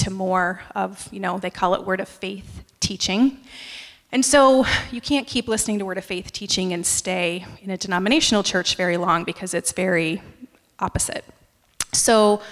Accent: upstate New York, United States; moved away as an adult; also born or lived in Allentown, Pennsylvania / North Carolina; I was born in Allentown, Pennsylvania, but I was raised in upstate New York and moved to North Carolina after I graduated from college

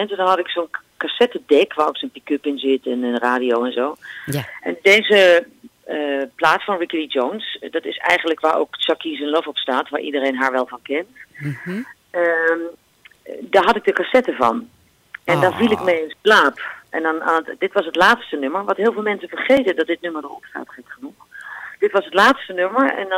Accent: Germany; born there; Eh, nou, ik ben geboren in Duitsland. Omdat mhm. mijn vader, mijn ouders zijn beide Nederlands.

